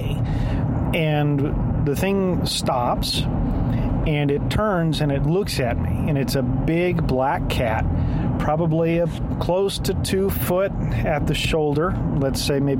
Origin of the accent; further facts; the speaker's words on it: Wilson County, South Texas, United States; I'm from South Texas, rural Wilson County